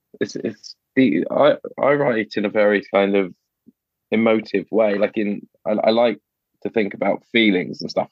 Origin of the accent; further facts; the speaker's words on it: United Kingdom; I'm British